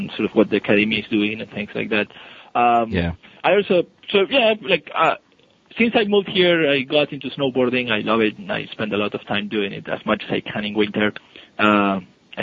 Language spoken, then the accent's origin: English; Buenos Aires, Argentina; moved away as an adult; also born or lived in Seattle area, United States; now in United States; I come from Buenos Aires, so it's pretty hot.